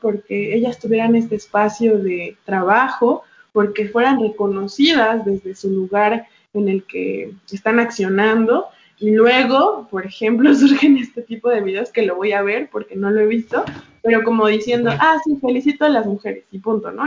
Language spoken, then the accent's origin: Spanish; Mexico; yo soy una mujer mexicana